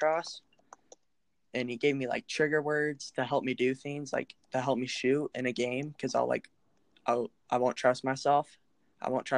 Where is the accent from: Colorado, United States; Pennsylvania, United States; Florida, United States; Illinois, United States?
Colorado, United States; Lone Tree; I grew up in Lone Tree, Colorado